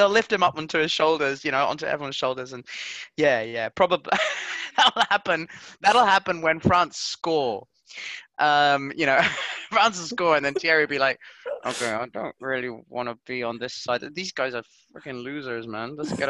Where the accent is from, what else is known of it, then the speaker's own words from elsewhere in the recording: Portugal; and that's the reason why I'm from Portugal.